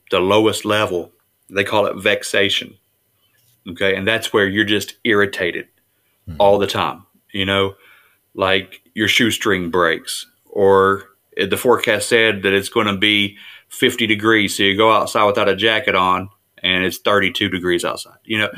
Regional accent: West Virginia, United States; I'm just from West Virginia. I'm a hillbilly.

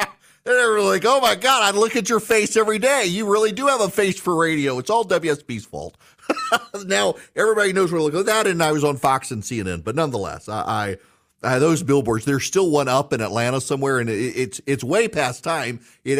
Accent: Dubai, United Arab Emirates; also born or lived in Louisiana; Charlie, I don't know if you know this or not, but I grew up in Dubai. We would fly back and forth to Louisiana during the summer.

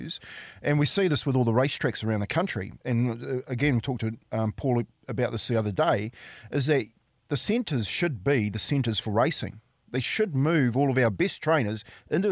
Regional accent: Waitara, Taranaki, New Zealand; In my hometown, yep, so Waitara, we had a rugby club

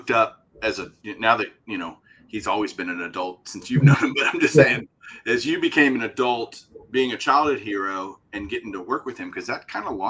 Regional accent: Texas, United States; I'm a Texan, so I have to love the Rangers.

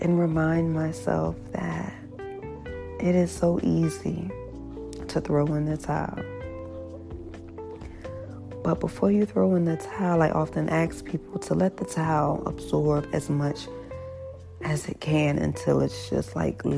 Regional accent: Hampton, Virginia, United States; my hometown, Hampton, Virginia

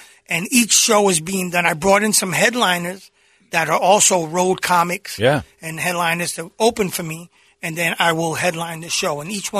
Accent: Long Island, New York, United States; also born or lived in Bronx, New York / Gilbert, Arizona; now in Arizona, United States; I like to say I was born in the Bronx, but I grew up in Long Island.

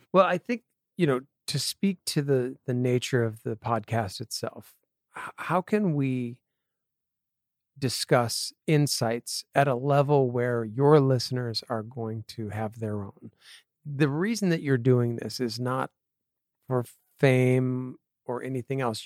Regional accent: Connecticut, United States; moved away as an adult; also born or lived in Appleton, Wisconsin / San Diego / Los Angeles; I grew up in Connecticut

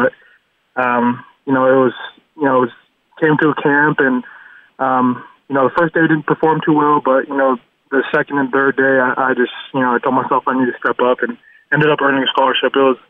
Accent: Utah, United States; moved away as an adult; growing up in Utah, being a big Utah and BYU fan

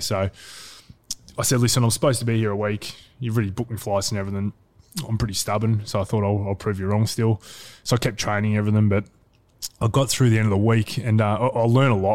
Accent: Geelong, Victoria, Australia; also born or lived in Ocean Grove; grew up in Geelong yep. and uh, I was there till about, uh, in Newtown till about age of 10 and we moved out to um, just near Ocean Grove

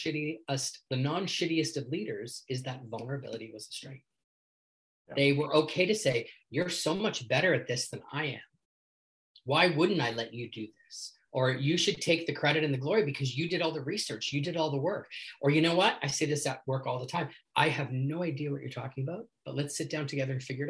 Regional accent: Canada; accent: Canadian; my Canadian accent

